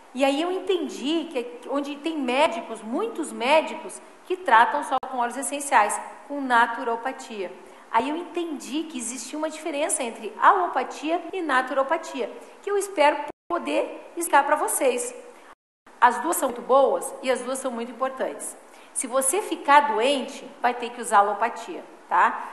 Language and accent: Portuguese; Porto Alegre, Rio Grande do Sul, Brazil; also born or lived in Taquaritinga, São Paulo; moro em Porto Alegre há mais de 50 anos já, né? Meus pais se mudaram quando eu era pequena